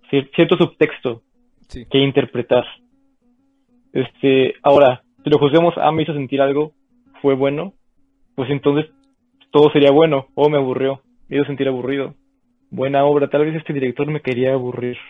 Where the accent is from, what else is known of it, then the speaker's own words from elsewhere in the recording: Mexico; nos une como mexicanos